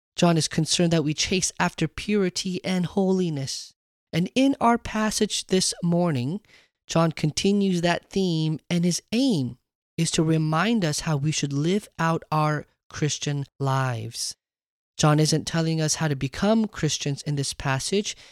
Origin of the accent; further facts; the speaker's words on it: United States; I wasn't just Korean. I wasn't just an American. I wasn't even Korean American.